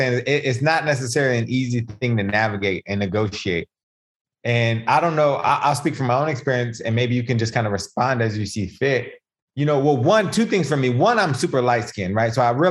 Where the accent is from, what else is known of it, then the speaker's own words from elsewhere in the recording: United States; when I'm in their country, I'm American.